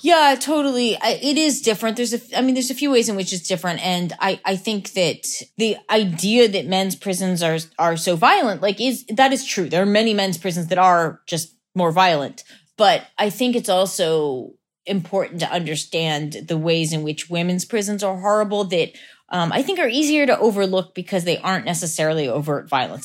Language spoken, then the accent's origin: English; Lancaster, Pennsylvania, United States; Lancaster, Pennsylvania.